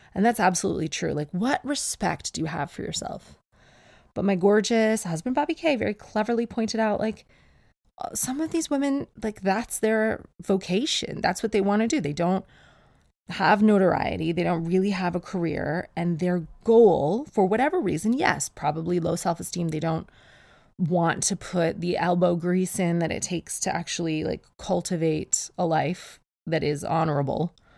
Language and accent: English; Canada; now in England; I'm Canadian. And I was born with snowshoes.